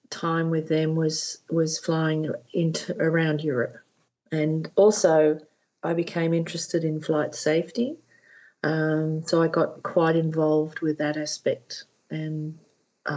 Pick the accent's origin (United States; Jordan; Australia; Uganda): Australia; moved away as an adult; also born or lived in Netherlands; being an Australian